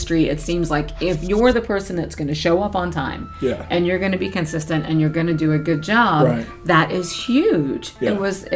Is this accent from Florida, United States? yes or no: yes; St. Petersburg, Florida, United States; Born and raised in St. Pete, Florida.